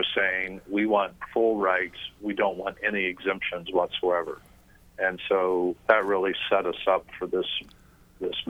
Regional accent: Missouri, United States; now in Northeast Indiana, United States; I grew up in Missouri

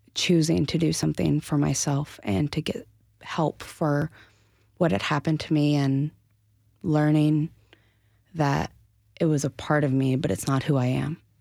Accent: Asheville, North Carolina, United States; born and raised in Asheville

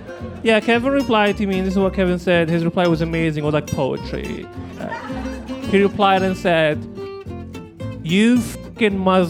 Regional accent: Libya; now in Portland, United States; I'm originally from Libya, which is a place that shows up if you Google it.

